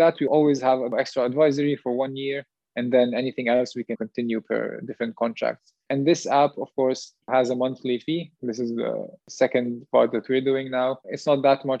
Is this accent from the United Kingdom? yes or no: no; Jordan; now in Switzerland; We're both from Jordan